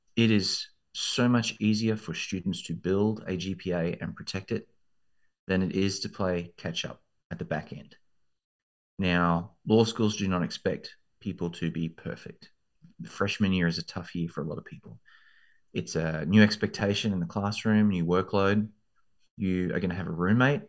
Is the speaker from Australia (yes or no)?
yes; Australia; moved away as an adult; also born or lived in London, United Kingdom; now in Texas, United States; I grew up in Australia, as you can probably hear from the accent